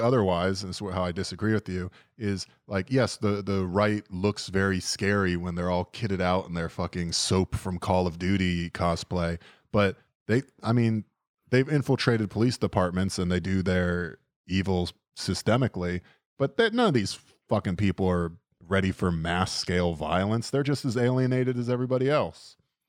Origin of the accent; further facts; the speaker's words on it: United States; As an American